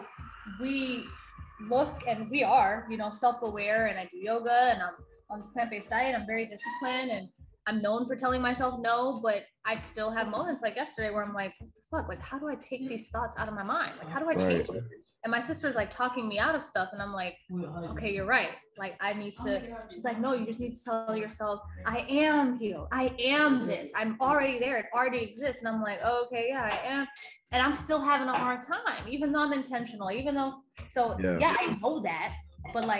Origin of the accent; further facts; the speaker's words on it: Washington, District of Columbia, United States; moved away; I was in my hometown in DC. So when I moved here